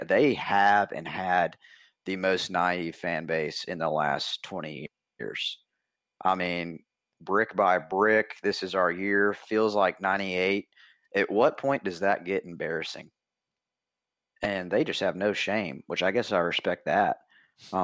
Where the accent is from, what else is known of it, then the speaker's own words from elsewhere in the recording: Tennessee, United States; I'm from Tennessee